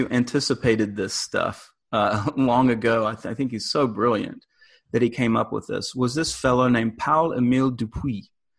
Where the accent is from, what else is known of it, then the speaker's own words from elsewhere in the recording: United States; I am an American living in the US